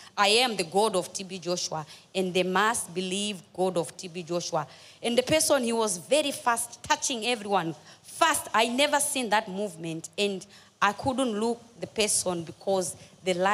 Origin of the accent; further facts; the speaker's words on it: Zambia; now in Cape Town, South Africa; I'm from Zambia, living in South Africa, Cape Town